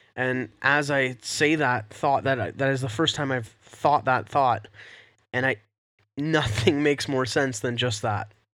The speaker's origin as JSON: {"language": "English", "country": "Canada", "said": "we're Canadian"}